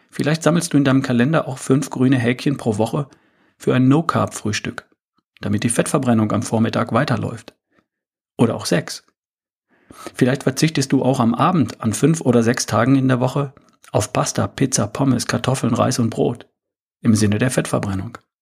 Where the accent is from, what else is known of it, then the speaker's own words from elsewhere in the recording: Germany; bei uns in Deutschland